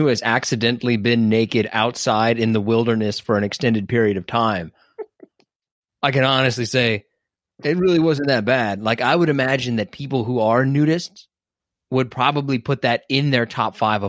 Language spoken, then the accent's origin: English; Detroit, Michigan, United States; I'm from Detroit, and if there's two things I know about Detroit, it's … and white boy Rick.